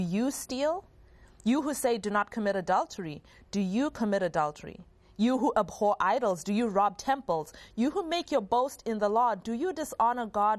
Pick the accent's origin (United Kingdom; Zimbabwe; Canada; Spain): Zimbabwe; growing up in Zimbabwe